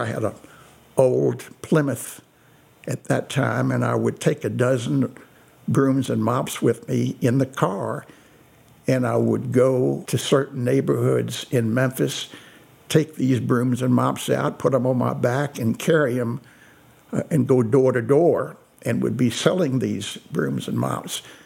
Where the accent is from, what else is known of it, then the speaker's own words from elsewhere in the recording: Meissenheim, Baden-Württemberg, Germany; My story began in a very small village in the southwestern part of Germany called Meissenheim.